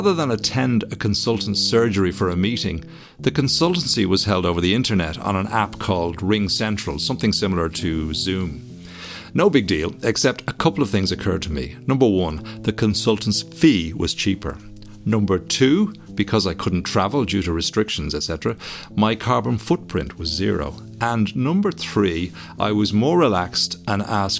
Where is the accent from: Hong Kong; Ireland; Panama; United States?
Ireland; Bray, Leinster; my hometown in Bray in Ireland